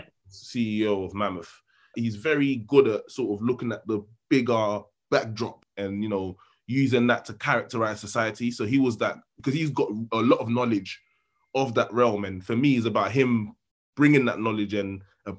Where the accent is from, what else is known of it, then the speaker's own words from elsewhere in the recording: London, United Kingdom; I'm from South London